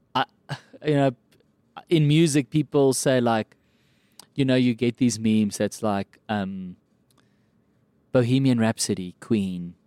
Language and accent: English; Kempton Park, Gauteng, South Africa; accent: South African; I grew up in Kempton Park